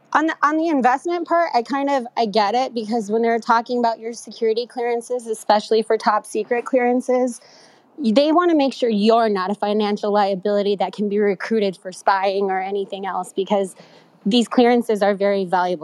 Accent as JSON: {"language": "English", "region": "Texas", "country": "United States", "said": "I'm from Texas. I'm Mexicana"}